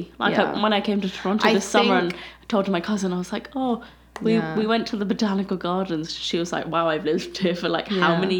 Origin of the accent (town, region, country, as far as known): London, United Kingdom; moved away as an adult; also born or lived in Birmingham; now in Southern Ontario, Canada